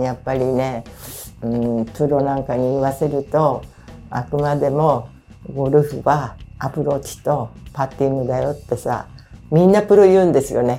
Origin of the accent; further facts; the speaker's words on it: Fujishiro, Ibaraki, Japan; 私の実家が藤代町の宮和田っていうとこ